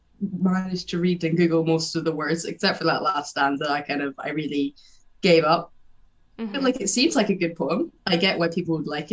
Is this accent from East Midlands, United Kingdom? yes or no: no; the Highlands, Ullapool, Scotland, United Kingdom; moved away as an adult; now in Glasgow, United Kingdom; I'm from Scotland, the Highlands, Alapo more specifically. I'm studying radio at the moment in Glasgow, so I just moved down here about a month or so ago.